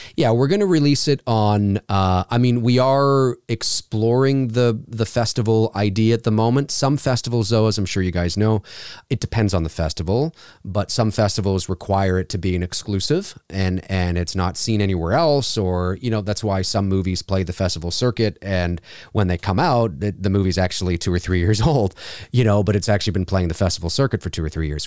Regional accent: Canada; also born or lived in Toronto, Canada; I work out of my professional home studio here in Toronto, Canada. And yes, I am Canadian.

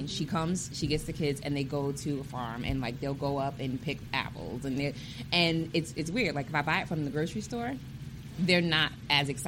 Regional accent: New York, United States; moved away; I'm from New York so we didn't have we don't have farms

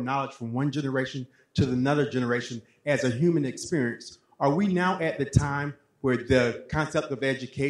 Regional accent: United States; I'm from the United States.

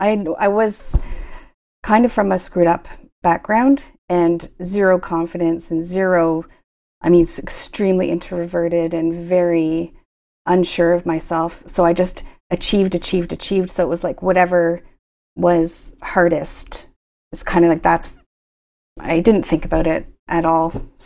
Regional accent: Kingston, Ontario, Canada; now in Ottawa, Canada; No, I grew up in Kingston, but I've spent my entire, after university, and some of my work terms were in Ottawa.

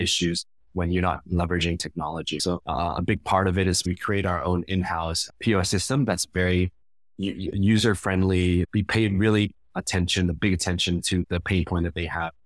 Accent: Cambodia; moved away; also born or lived in United States; I've been back to Cambodia now, to my home country, for over ten years

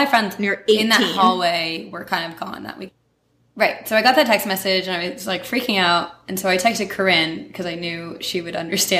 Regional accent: New Jersey, United States; Yes, I'm from New Jersey.

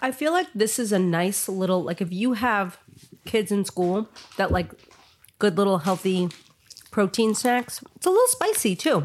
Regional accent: New York, United States; I grew up in New York

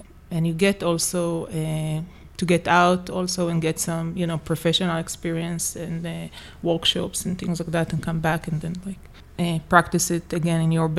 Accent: Jerusalem, Jerusalem District, Israel; moved away as an adult; also born or lived in Harlem, New York; now in New York, United States; I was born and raised in Jerusalem, and I left actually Israel when I came here to do the master in 2009.

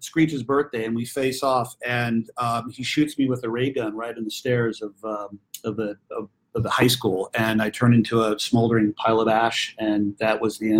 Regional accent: Los Angeles, California, United States; I grew up right here in my hometown, Hollywood, California.

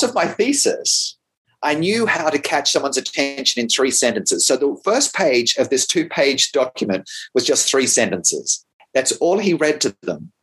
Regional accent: Australia; moved away as an adult; also born or lived in Sydney; as an Australian

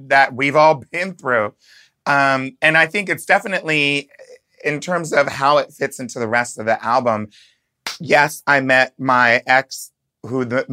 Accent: New York, United States; I'm from New York, obviously.

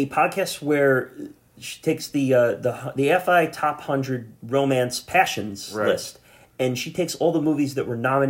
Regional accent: Long Island, New York, United States; as Long Islanders

